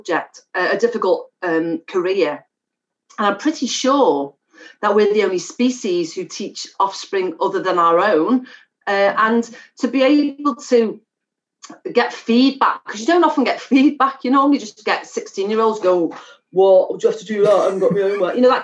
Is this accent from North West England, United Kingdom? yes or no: yes; Liverpool, North West England, United Kingdom; a Scouser